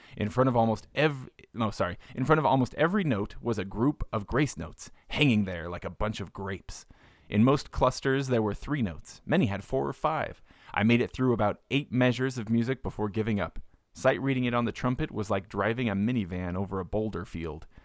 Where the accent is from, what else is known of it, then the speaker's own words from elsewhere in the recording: South Utah County, United States; I grew up down in South Utah County